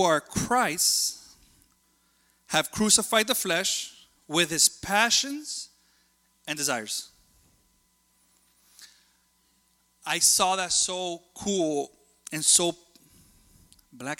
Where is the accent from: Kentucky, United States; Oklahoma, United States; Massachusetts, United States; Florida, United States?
Florida, United States; Hialeah; I'm a kid that grew up in Hialeah